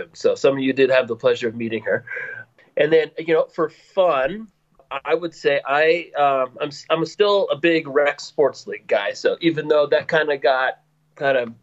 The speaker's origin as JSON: {"language": "English", "town": "Bozeman", "region": "Montana", "country": "United States", "tie": "born or raised there", "moved": "as an adult", "said": "I was born and raised in Bozeman, Montana"}